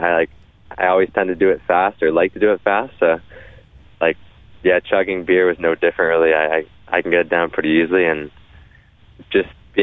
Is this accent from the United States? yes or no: no; Windsor, Ontario, Canada; my hometown, like of Windsor, Ontario